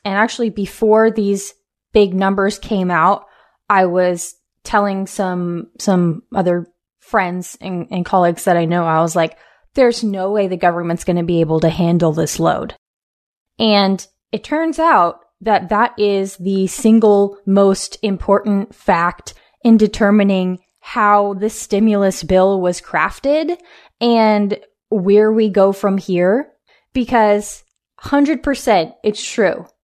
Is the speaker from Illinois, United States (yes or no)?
no; Washington, United States; my home state of Washington State